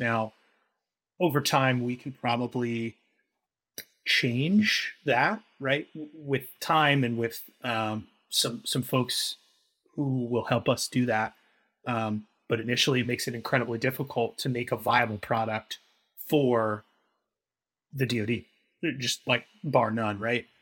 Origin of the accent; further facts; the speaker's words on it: Indiana, United States; moved away as an adult; now in Ohio, United States; I am from Indiana historically